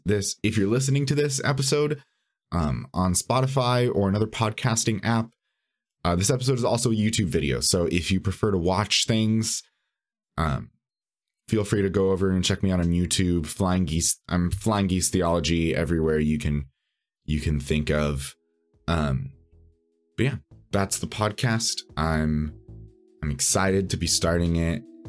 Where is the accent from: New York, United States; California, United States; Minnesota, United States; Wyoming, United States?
California, United States; San Bernardino; moved away as an adult; also born or lived in Los Angeles; now in Chicago, United States; technically I grew up in San Bernardino